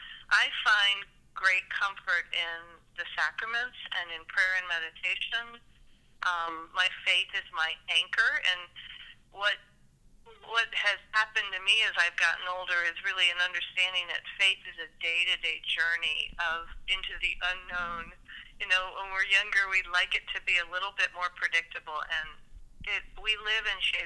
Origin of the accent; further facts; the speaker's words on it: Indiana, United States; also born or lived in Pacific Northwest / Texas / New Jersey / Illinois; So I was born in the Pacific Northwest. I lived in Texas for a period of time. Then I lived in Northeast New Jersey, and then moved to Illinois in the late 60s and spent formative educational years in Indiana